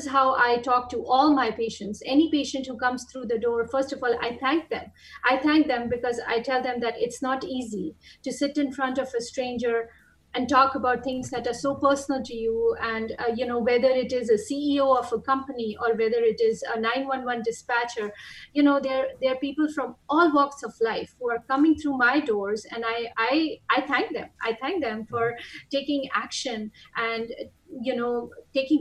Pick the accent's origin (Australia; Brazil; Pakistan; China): Pakistan; moved away as an adult; now in United States; I've been in the United States since 2006, off and on, even before that. And I'm originally from Pakistan